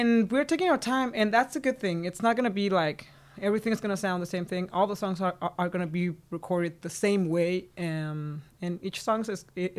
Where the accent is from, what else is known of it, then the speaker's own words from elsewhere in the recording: Guadalajara, Jalisco, Mexico; moved away as an adult; I'm from Guadalajara.